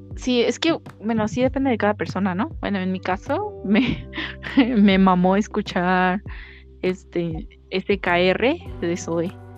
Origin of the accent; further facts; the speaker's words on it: Mexico City, Mexico; accent: chilango; pinche shilanga la bestia. a ver, voy a tratar, es que ah, se me sale el acento